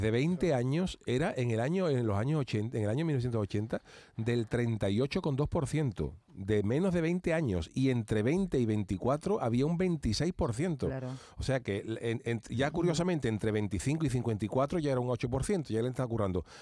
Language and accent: Spanish; Cádiz, Andalusia, Spain; now in Seville, Spain; yo soy de Cádiz y, Cádiz es una ciudad muy pequeña.